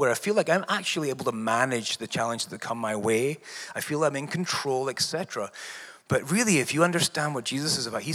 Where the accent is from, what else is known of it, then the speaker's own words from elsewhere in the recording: Scotland, United Kingdom; moved away; I'm also an immigrant. She's from Canada, and I'm from Scotland.